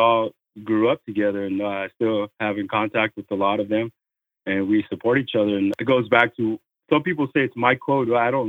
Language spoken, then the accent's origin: English; Central Valley, California, United States; also born or lived in Lemoore, California; I grew up in the Valley, Central Valley, anywhere between Bakersfield and Wee Patch to Fresno and all the little towns in between. It was mainly Flary County and Kings County. And kind of went back to my roots when I moved back to Lemoore, California, out in the island district.